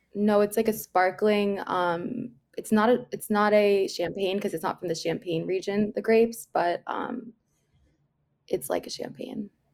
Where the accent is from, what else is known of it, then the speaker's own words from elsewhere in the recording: Miami, Florida, United States; I'm from Florida, but, like, the Miami area